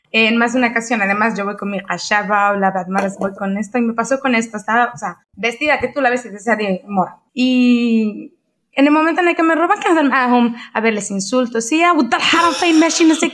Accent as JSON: {"language": "Spanish", "country": "Morocco", "said": "a mí sí que me ha pasado, que a lo mejor no me reconocen como marroquí, pero nunca me había pasado tanto que se creen que soy"}